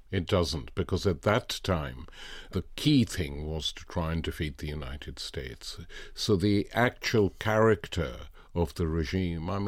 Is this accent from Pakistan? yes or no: yes; Lahore, Punjab, Pakistan; Growing up in Asia as I was, my first memory of going to a political event was the May Day meeting in Lahore organized by trade unions and the left in 1949